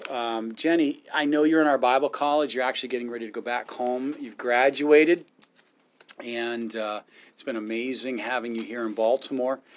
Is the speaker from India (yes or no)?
yes; India; Uh, I'm Indian.